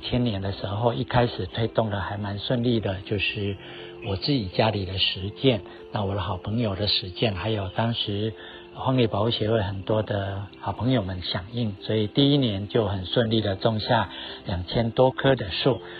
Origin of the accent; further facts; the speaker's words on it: Chiayi, Taiwan; 我的家乡在嘉义